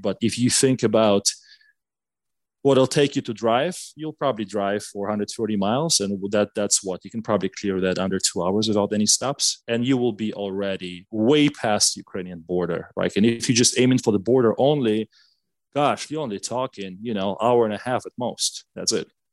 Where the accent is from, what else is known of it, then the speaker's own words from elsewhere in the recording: Gomel, Gomel Region, Belarus; English is a second language; moved away as an adult; now in United States; I was born and raised in Belarus. So I lived a little bit less than a half of my life in, uh, in a city called uh, Gomel in Belarus